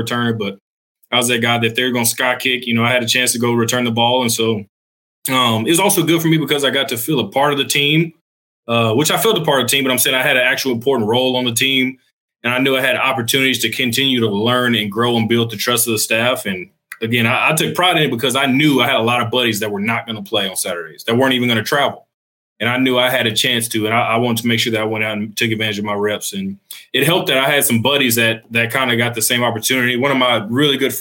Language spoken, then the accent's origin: English; Baytown, Texas, United States; I was born in Baytown, Texas. That's southeast of Houston. And so I do claim to be a Houstonian